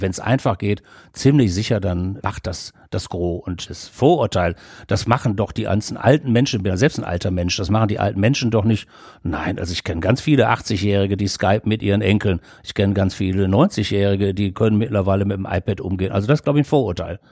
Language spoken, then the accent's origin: German; Düsseldorf, North Rhine-Westphalia, Germany; meine alten Heimatstadt Düsseldorf